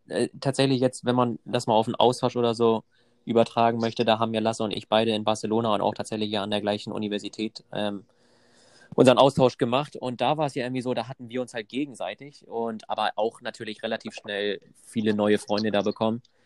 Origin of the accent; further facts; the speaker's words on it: Germany; moved away as an adult; also born or lived in Copenhagen; ursprünglich komme ich aus Deutschland